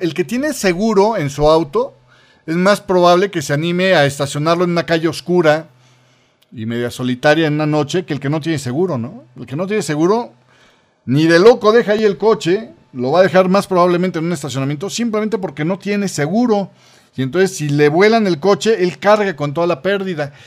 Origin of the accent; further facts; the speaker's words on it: Mexico; estoy hablando como mexicano